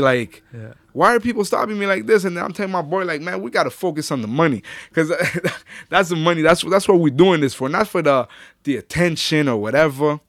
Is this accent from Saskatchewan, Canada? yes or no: no; Ottawa, Ontario, Canada; also born or lived in Orleans, Ottawa; I'm actually originally from Gloucester.